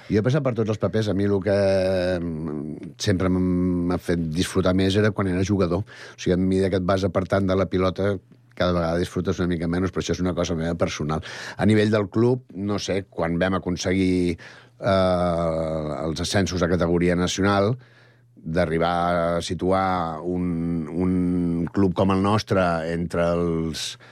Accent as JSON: {"language": "Catalan", "town": "Sant Cugat del Vallès", "region": "Catalonia", "country": "Spain", "said": "pràcticament la majoria som del barri de la Floresta"}